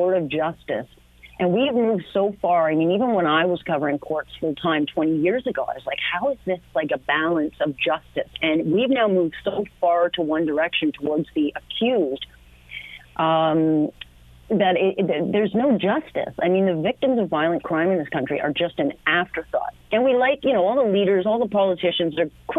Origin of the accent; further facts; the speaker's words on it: Hamilton, Ontario, Canada; I grew up in Hamilton